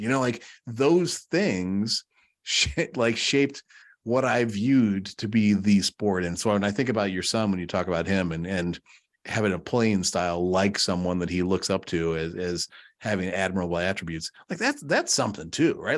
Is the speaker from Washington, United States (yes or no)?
no; Chicago, Illinois, United States; kid growing up in Chicago